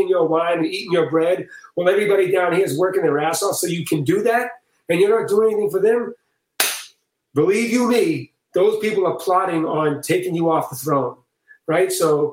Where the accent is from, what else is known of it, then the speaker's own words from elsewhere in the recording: Boston, Massachusetts, United States; I'm from Boston, man, so I'm very matter of fact and to the point